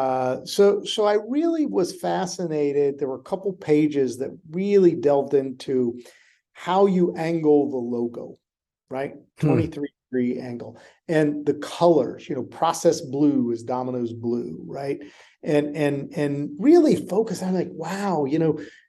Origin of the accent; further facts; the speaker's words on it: North Carolina, United States; moved away as an adult; also born or lived in Maine; I grew up in North Carolina, and it took me away from my small town upbringing